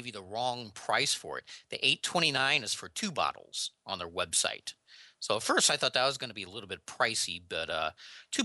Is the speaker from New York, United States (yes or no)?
no; St. Louis, Missouri, United States; I'm from the St. Louis, Missouri area